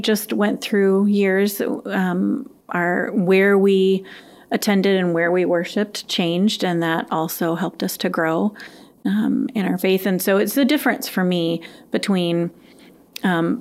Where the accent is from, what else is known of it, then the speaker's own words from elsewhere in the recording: Madison, Wisconsin, United States; I grew up in the Madison area